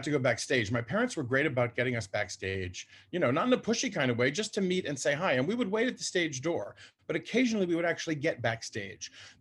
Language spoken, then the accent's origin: English; Washington, District of Columbia, United States; I grew up in Washington, DC